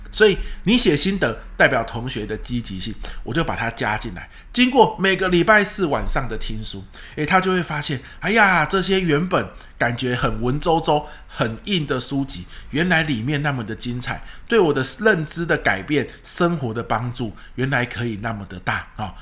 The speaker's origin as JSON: {"language": "Chinese", "region": "Pingtung County", "country": "Taiwan", "tie": "born or raised there", "moved": "yes", "said": "因为屏东是我的故乡嘛"}